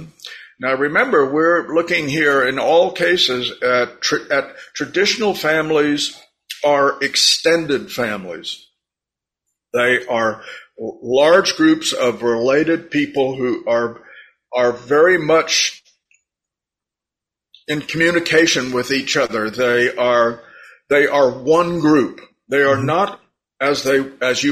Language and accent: English; United States; me as an American